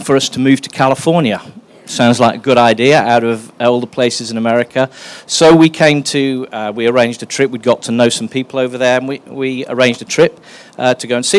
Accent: England, United Kingdom; moved away; I am English, my wife is English

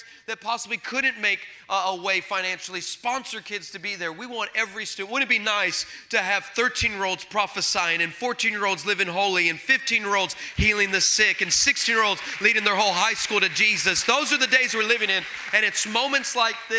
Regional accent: El Paso, Texas, United States; now in California, United States; I'm originally from El Paso, Texas

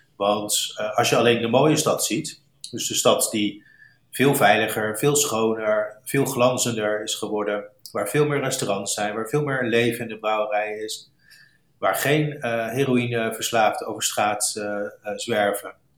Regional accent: Rotterdam, South Holland, Netherlands; moved away; also born or lived in St. Louis, United States; dit is een stad waar ik eh, geboren ben, getogen ben

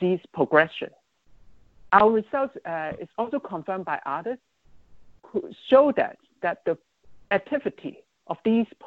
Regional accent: Hong Kong; moved away; my hometown, Hong Kong

